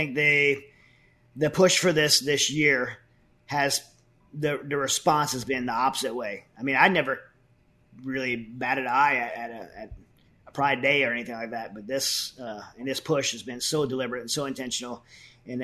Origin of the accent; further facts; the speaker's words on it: United States; a Christian, as an American